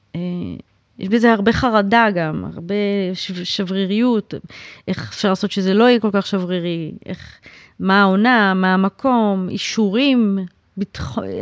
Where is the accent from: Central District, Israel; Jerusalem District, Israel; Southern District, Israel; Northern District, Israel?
Jerusalem District, Israel; Jerusalem; now in Tel Aviv, Israel; אני בכלל ירושלמית